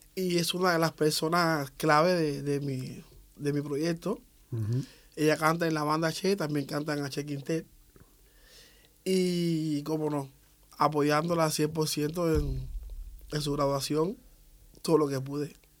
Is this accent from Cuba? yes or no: yes; Havana, Cuba; soy de, de, Ciudad de La Habana. Nací el 3 de octubre de 1969.